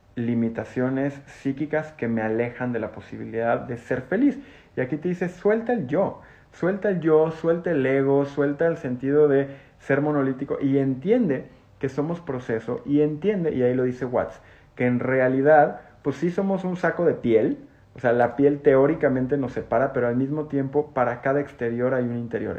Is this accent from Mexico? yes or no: yes; Mexico; como mexicanos